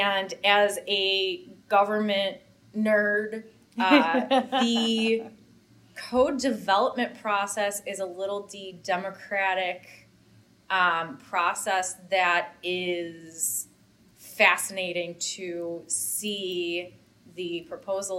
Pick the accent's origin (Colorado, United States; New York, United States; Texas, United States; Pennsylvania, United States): New York, United States; Buffalo; moved away as an adult; also born or lived in Washington, D.C.; I'm born and raised in Buffalo, New York, and I came to Washington, D.C. in 2007 for school